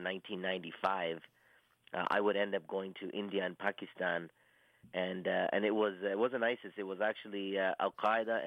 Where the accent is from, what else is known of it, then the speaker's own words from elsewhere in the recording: Toronto, Ontario, Canada; I'm born and raised in Toronto, Canada